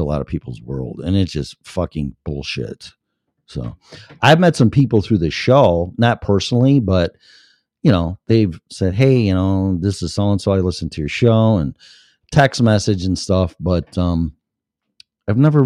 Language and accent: English; Chicago, Illinois, United States; I was born and raised in Chicago